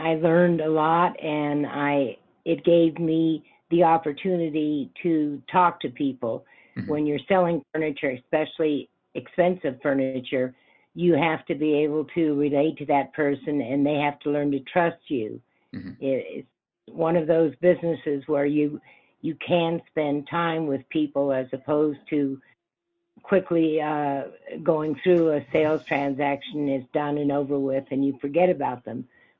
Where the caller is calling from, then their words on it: Grand Junction, Colorado, United States; Grand Junction, Colorado.